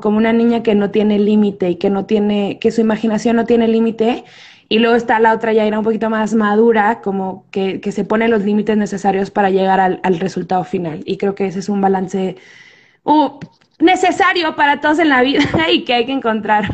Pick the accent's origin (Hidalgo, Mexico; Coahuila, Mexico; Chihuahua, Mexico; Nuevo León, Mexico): Chihuahua, Mexico; Ciudad Juárez; moved away as an adult; now in Mexico City, Mexico; soy de Ciudad Juárez, soy del norte, allá viví gran parte de mi vida